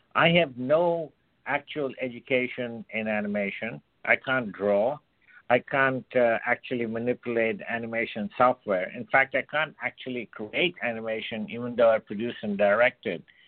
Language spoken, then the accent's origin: English; India; I was born and brought up in India